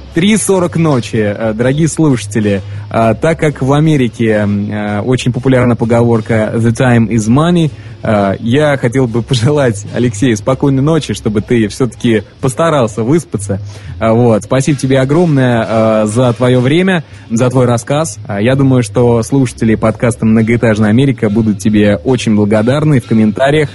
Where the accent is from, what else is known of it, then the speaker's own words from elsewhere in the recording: Saint Petersburg, Russia; moved away; also born or lived in Voronezh; родом-то я из Санкт-Петербурга, вот, но а, свои, свои лучшие, так скажем, годы а, обучения я провел в городе Воронеже